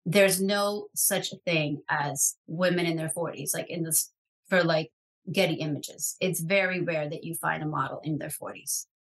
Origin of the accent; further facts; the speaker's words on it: New York City, New York, United States; I grew up in New York City